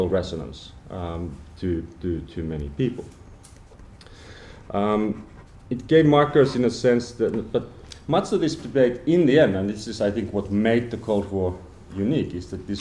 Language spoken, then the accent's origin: English; Finland; I come from Finland